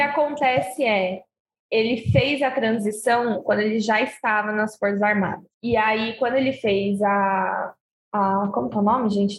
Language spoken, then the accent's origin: Portuguese; Osasco, São Paulo, Brazil; moved away; eu morava lá no meu país, né, Osasco, eu era uma jovem criança